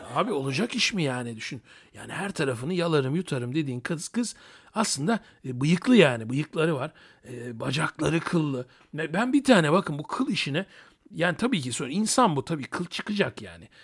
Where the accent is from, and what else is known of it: Turkey; also born or lived in Thessaloniki (ancestry)